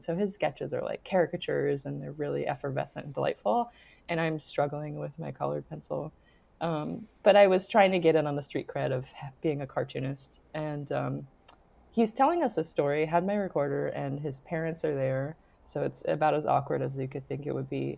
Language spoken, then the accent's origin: English; New York, United States; moved away; maybe that's part of being a New Yorker. I don't live in New York right now